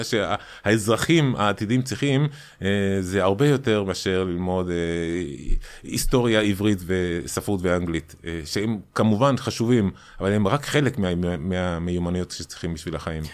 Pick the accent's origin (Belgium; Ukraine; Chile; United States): Chile; born or raised there; moved away as an adult; now in Israel